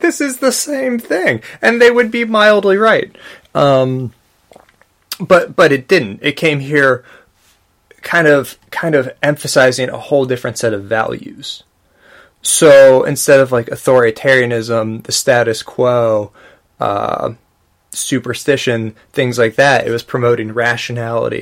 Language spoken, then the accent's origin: English; United States; I'm an American Buddhist